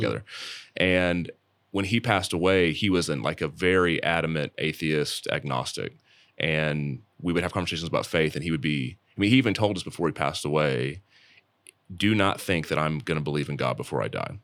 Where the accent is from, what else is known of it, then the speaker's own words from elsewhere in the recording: Dallas, Texas, United States; the church traditions I grew up in around Dallas